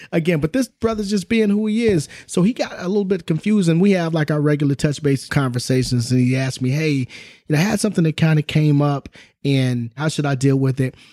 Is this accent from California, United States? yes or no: yes; Southern California, United States; also born or lived in Oklahoma; I can recall growing up, you know, in Southern California